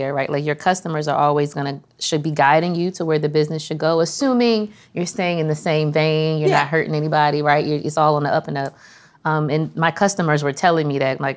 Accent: Prince George's County, Maryland, United States; also born or lived in Washington, D.C.; I am from Prince George's County, Maryland. Was born in D.C., from Prince George's County, Maryland

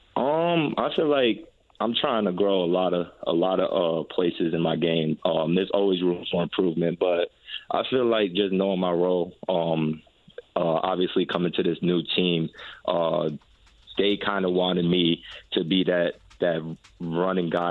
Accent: New York, United States; moved away as an adult; now in Indianapolis, United States; that's my hometown

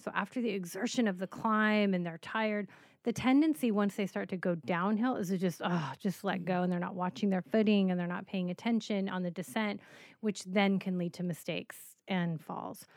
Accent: Colorado, United States; I grew up in Colorado, walking a lot of paths, hiking, growing up in the mountains

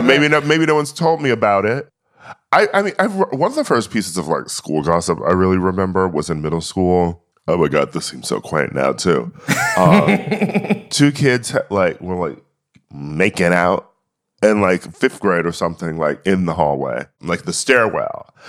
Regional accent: Milwaukee, Wisconsin, United States; I was born in Milwaukee in the Midwest

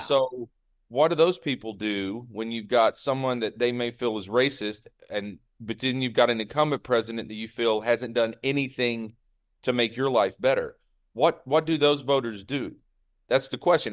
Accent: the South, United States; I grew up like you, Brian. I grew up in the South

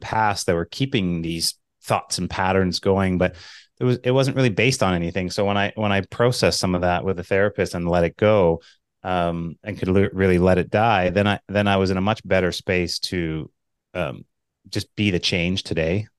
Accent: Manitoba, Canada; I'm from Manitoba, so it's cold in Canada

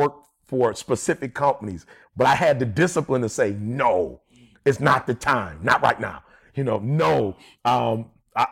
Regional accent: Detroit, Michigan, United States; I'm from Detroit

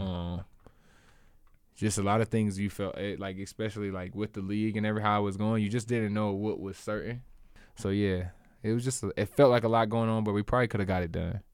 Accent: Charleston, South Carolina, United States; also born or lived in Columbia, South Carolina; I was born in Charleston where I went to school

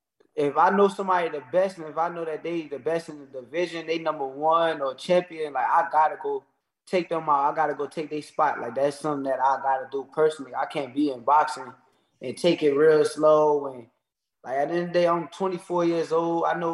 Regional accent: Newark, New Jersey, United States; I'm from Jersey

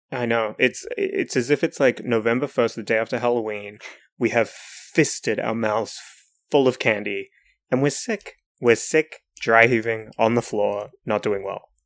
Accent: New Zealand; as a New Zealander

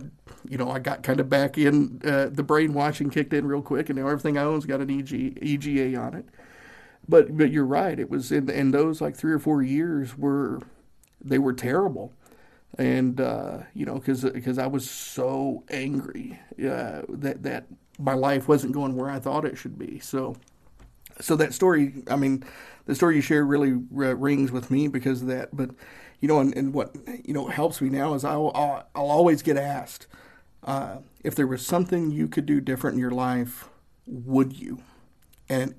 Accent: Northeast Tennessee, United States; I grew up fairly poor in Northeast Tennessee

